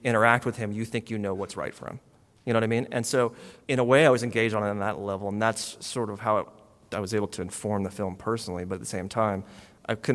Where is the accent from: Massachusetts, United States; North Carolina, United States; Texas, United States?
Texas, United States; now in Los Angeles, United States; I grew up in Texas as a rock fan in the 80s